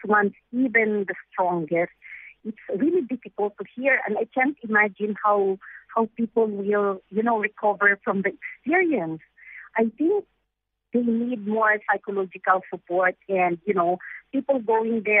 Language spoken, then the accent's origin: English; Philippines; as a Filipino person